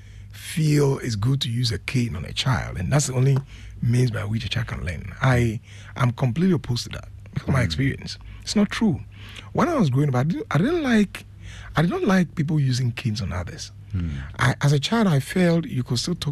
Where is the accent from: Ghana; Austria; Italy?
Ghana; Anum, Eastern Region; also born or lived in Norway; that's from my hometown. Enum. Enum Boso